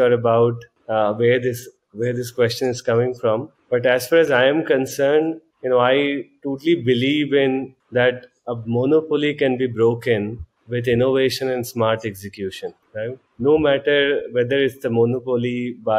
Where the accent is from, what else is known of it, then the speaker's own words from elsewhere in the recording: Jharkhand, India; moved away as an adult; also born or lived in Chaibasa, Jharkhand / Jamshedpur, Jharkhand / Delhi; So I was born in a small town called Chaibasa in Jharkhand, a little known place. Then I moved to Jamshedpur for my high schooling